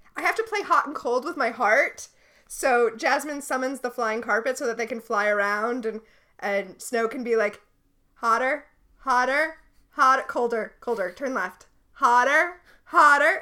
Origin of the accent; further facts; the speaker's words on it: Florida, United States; moved away; I grew up in Florida